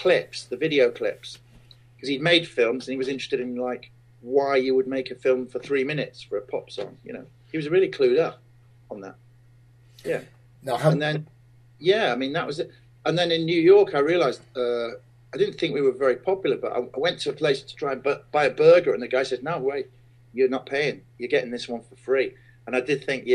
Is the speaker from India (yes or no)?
no; Sheffield, Yorkshire and the Humber, United Kingdom; Sheffield, my hometown